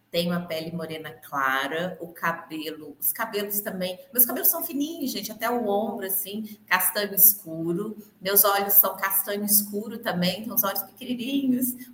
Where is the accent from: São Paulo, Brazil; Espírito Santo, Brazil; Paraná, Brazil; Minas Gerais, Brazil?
Minas Gerais, Brazil; born there; also born or lived in Belo Horizonte; Estou muito longe de BH, não, estou a 110 quilômetros, mas eu moro no interior. Nasci aqui, morei muitos anos em BH e estou aqui de novo.